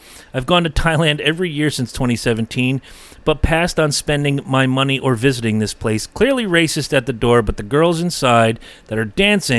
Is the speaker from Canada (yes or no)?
yes; Canada; Yeah, here's my rainbow money. I'm from Canada.